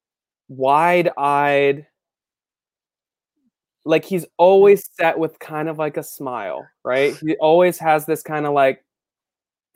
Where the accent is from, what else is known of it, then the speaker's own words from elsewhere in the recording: Florida, United States; also born or lived in Celebration, Florida; I'm from Florida, and when I was 11, we moved to a town called Celebration, and it's 4 minutes from Disney. So I grew up